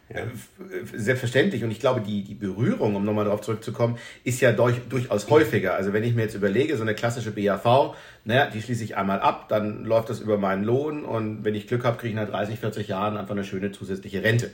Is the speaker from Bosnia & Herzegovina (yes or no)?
no; Northern Germany, Germany; now in Rhineland, Germany; Ich komme aus dem äh, hohen Norden, wohne inzwischen im Rheinland